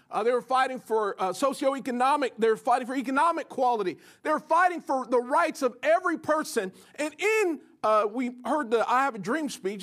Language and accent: English; United States; as Americans, if we, if we grew up in the West in particular